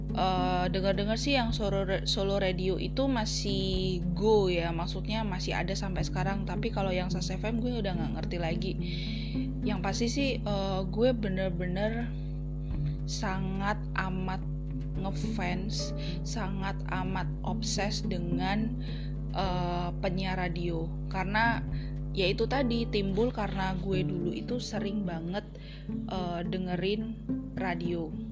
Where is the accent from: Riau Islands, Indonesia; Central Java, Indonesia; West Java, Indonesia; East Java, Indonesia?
Central Java, Indonesia; Solo; di kota gue Solo itu ada sebuah stasiun bukan sebuah ya tapi ada beberapa stasiun radio